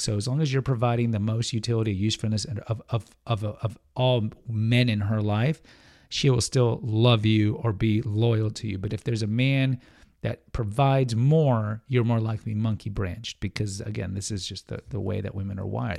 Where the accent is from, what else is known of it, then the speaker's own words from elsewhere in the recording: Houston, Texas, United States; I'm a Texan guy, but I grew up in Houston